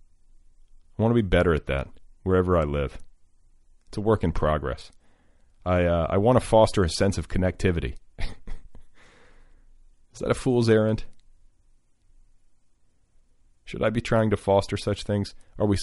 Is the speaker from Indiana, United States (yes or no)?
yes; Indiana, United States; I grew up in Indiana